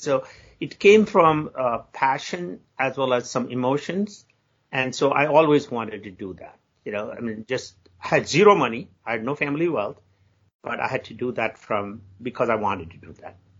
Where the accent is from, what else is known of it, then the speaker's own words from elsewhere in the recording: India; moved away as an adult; now in United States; I grew up in India, and Indian culture generally